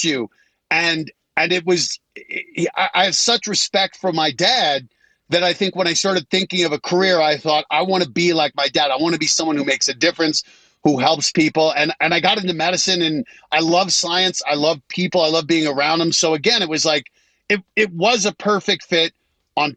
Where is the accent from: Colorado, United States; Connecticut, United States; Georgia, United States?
Colorado, United States; moved away as an adult; I grew up in Colorado